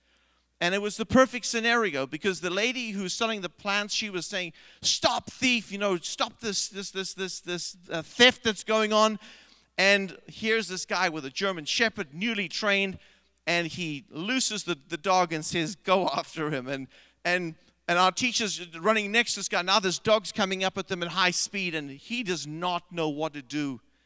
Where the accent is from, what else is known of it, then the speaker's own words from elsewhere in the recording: South Africa; I grew up in South Africa, and we had a high school teacher.